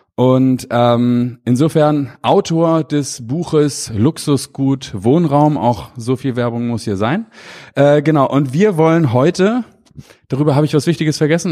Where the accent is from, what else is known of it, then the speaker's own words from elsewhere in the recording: Hamburg, Germany; Ich komme nun aus Hamburg, wir sitzen hier in Köln